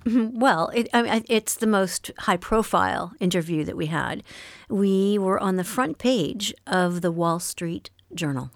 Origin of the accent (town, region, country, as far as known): Montreal, Quebec, Canada; born or raised there; first language French; English is a second language